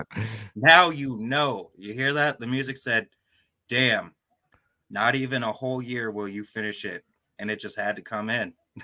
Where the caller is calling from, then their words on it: Fox Cities, Wisconsin, United States; … from Fox Cities, Wisconsin.